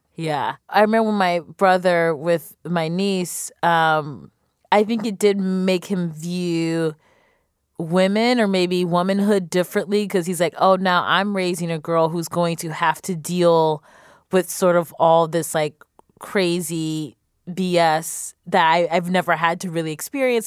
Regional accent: Cleveland, Ohio, United States; I'm from Cleveland

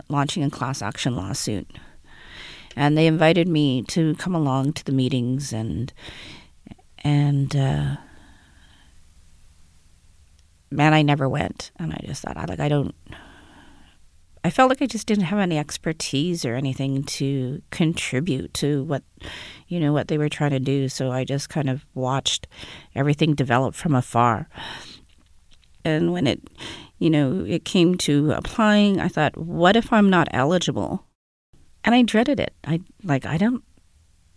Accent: Winnipeg, Manitoba, Canada; I'm from Winnipeg

